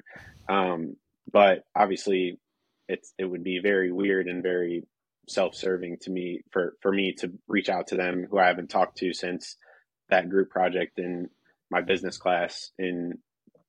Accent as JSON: {"language": "English", "region": "Northeast Indiana", "country": "United States", "said": "I'm from Northeast Indiana"}